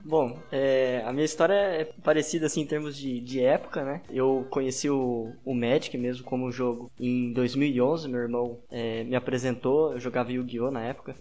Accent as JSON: {"language": "Portuguese", "country": "Brazil", "said": "como um bom brasileiro"}